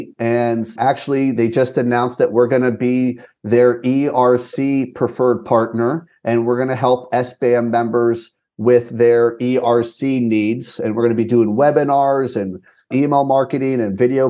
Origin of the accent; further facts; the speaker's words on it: West Virginia, United States; I grew up in West Virginia. I'm a Mountaineer.